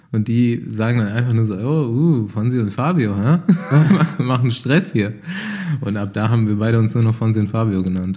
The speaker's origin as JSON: {"language": "German", "region": "Bavaria", "country": "Germany", "also_born_or_lived": "Hanau, Hesse", "said": "ich komme ja also aus dem Spessart oder vom Rand vom Spessart, also es ist auch mhm. ganz schön bei uns"}